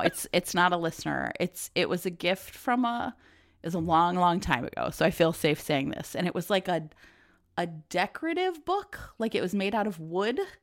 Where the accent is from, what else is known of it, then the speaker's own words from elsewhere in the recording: Ohio, United States; moved away as an adult; also born or lived in Philadelphia / Houston / Seattle / Oakland; now in Chicago, United States; I grew up in Ohio